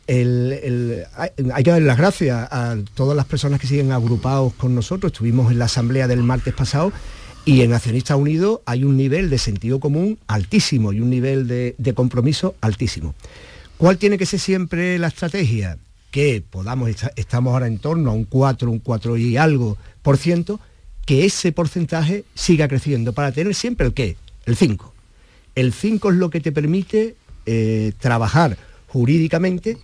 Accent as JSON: {"language": "Spanish", "town": "Olvera", "region": "Andalusia", "country": "Spain", "tie": "born or raised there", "said": "en mi pueblo, en Olvera"}